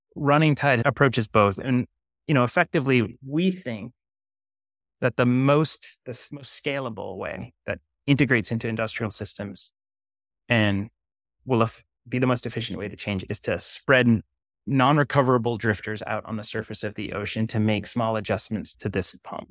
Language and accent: English; Maine, United States; growing up in Maine